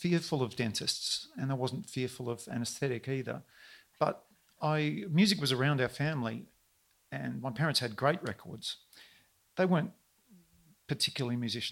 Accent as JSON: {"language": "English", "town": "Kalgoorlie", "region": "Western Australia", "country": "Australia", "tie": "born or raised there", "moved": "yes", "lives_now": "Melbourne, Australia", "said": "my earliest memories about growing up in Kalgoorlie"}